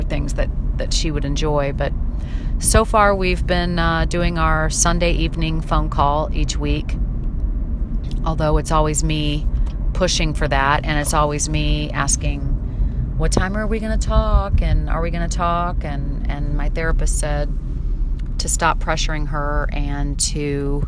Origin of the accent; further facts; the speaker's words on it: St. Louis, Missouri, United States; moved away; St. Louis, my hometown